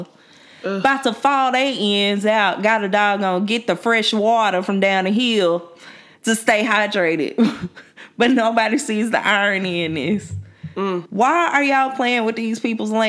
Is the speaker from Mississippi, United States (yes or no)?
yes; Mississippi, United States; I'm from Mississippi.